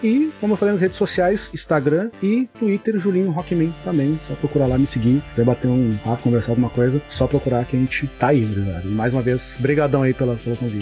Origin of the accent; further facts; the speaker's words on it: Rio Grande do Sul, Brazil; eu sou gaúcho